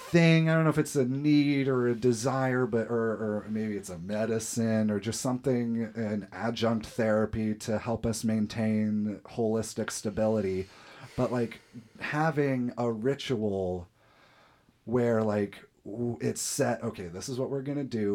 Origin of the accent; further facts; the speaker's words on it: Fort Wayne, Indiana, United States; we're from Fort Wayne